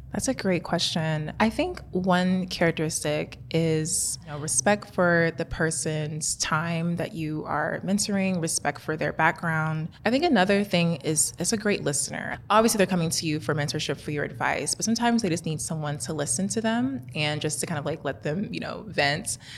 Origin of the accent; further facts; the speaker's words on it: Kansas City, United States; moved away as an adult; also born or lived in Atlanta; I'm born and raised in Kansas City